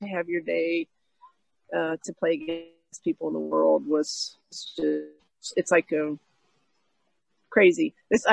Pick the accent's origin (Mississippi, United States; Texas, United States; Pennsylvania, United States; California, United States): Pennsylvania, United States; Pittsburgh; I grew up in Pittsburgh